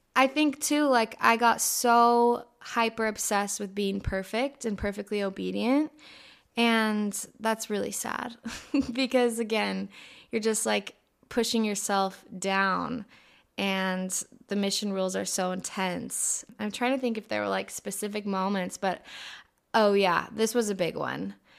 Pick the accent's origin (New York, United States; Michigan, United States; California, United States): California, United States; Escondido; also born or lived in Hawaii; I grew up in San Diego, specifically Escondido.